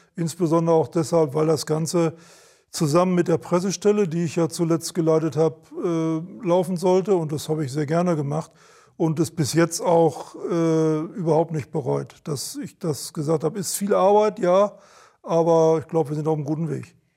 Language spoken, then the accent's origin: German; Sauerland, North Rhine-Westphalia, Germany; moved away as an adult; now in Hamburg, Germany; ich, ich komme ja gebürtig aus dem Sauerland und mein Geburtshaus war ein großes Gymnasium